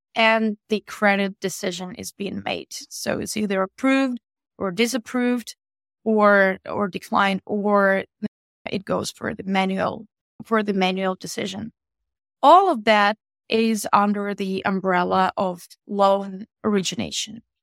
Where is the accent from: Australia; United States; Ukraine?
Ukraine; Eastern Ukraine; so we're all coming from Ukraine, specifically from the east of Ukraine